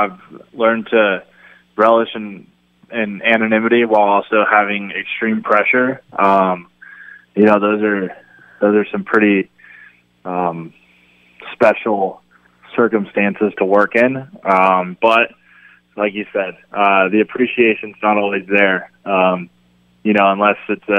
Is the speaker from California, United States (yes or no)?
yes; San Diego, California, United States; I grew up in San Diego